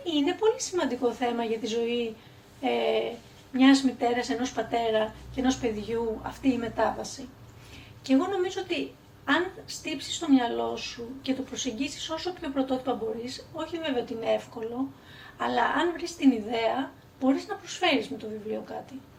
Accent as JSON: {"language": "Greek", "town": "Karpenisi", "region": "Central Greece", "country": "Greece", "tie": "born or raised there", "said": "εγώ γεννήθηκα το 1974. Ε, και μεγάλωσα στο Καρπενήσι, που είναι μια μικρή πόλη"}